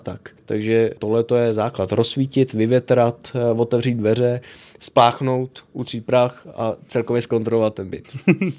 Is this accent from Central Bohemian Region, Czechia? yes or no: yes; Vlašim, Central Bohemian Region, Czechia; now in Prague, Czech Republic; jsem jezdil z Prahy navštívit rodiče do Vlašimi, odkud hmm. pocházím